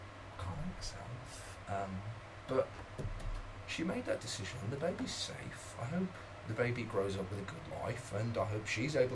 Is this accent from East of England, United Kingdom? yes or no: no; Birmingham, West Midlands, United Kingdom; Oh, I'm from Handsworth.